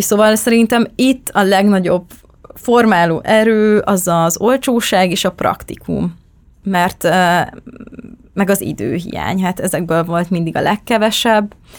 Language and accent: Hungarian; Nagykanizsa, Zala, Hungary; born or raised there